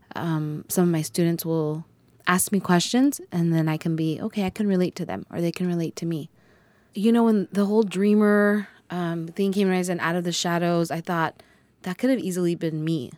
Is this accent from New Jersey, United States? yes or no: no; Lavadio, California, United States; also born or lived in Mexico; Growing up in Lavadio, like you said, my mom and dad didn't go to college